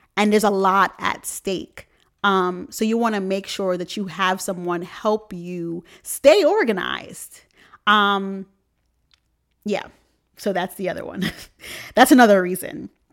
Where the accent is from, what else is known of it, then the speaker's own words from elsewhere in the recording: New York, United States; I'm from New York